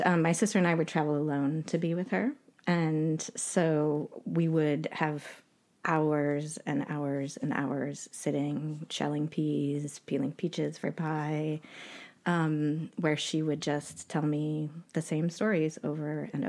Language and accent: English; Utah, United States; also born or lived in Canada; I was born in Canada to two American parents who were absolute hippies, and they met in the Bay Area, San Francisco, in 1969. So I had a very creative, playful, wild, adventurous childhood. And we ended up spending some time in Utah.